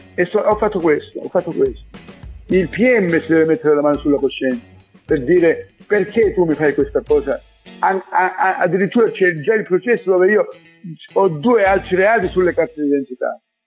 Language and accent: Italian; Riace, Calabria, Italy; sono stato in esilio, non potevo tornare al mio paese